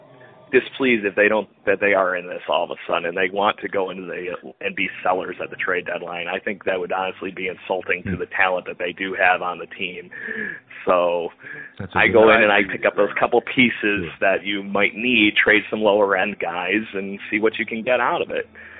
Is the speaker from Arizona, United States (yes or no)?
no; Rochester, New York, United States; Mind you, I'm from Rochester, New York, so I like seeing the Rochester Red Wings guys doing pretty good for the Minnesota Twins